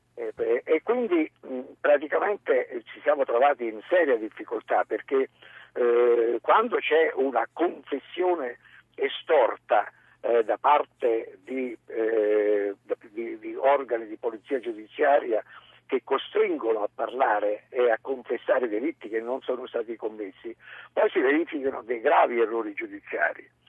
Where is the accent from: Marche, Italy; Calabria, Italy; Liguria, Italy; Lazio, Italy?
Liguria, Italy; Savona; io sono di Savona quindi sono Ligure